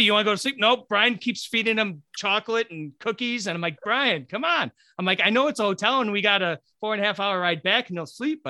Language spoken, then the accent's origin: English; Buffalo, New York, United States; now in Rochester, United States; I'm actually originally from Buffalo. I live in Rochester now, but I'm originally from Buffalo.